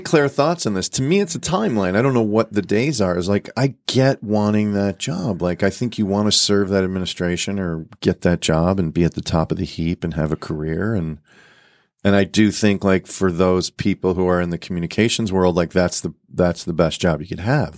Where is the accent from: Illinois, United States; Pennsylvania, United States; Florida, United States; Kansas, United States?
Illinois, United States; Chicago; moved away as an adult; also born or lived in New York; now in Los Angeles, United States; I'm from Chicago, so that was my home, and I have a very you know pretty close family, and all my siblings are still there